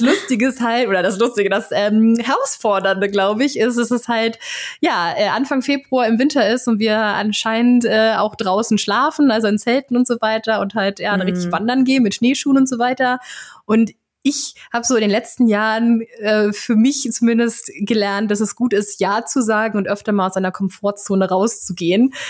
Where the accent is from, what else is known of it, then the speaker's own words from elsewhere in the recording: Flensburg, Schleswig-Holstein, Germany; ich komme aus Flensburg